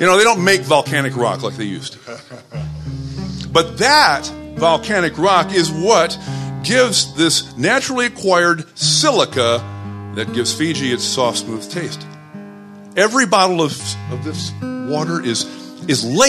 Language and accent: English; Flint, Michigan, United States; moved away; I'm also a proud native of Flint, Michigan